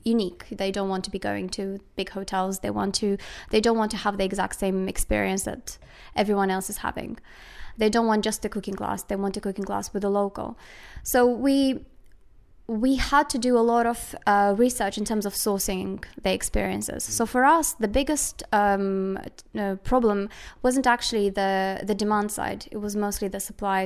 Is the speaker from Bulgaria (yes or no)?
no; Moldova; I was born in Moldova